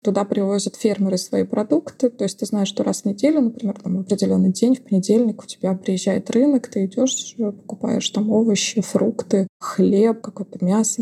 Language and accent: Russian; Russia; moved away as an adult; now in Portugal; для русских людей, когда мы приезжаем из России